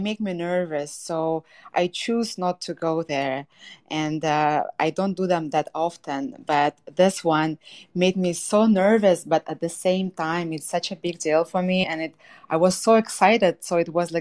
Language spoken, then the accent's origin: English; Tatarstan, Russia; English is a second language; moved away as an adult; also born or lived in Barcelona, Spain / Montreal, Canada / Miami, United States; now in Mexico; I was born in Tatarstan. It's a republic in Russia. I am Tatar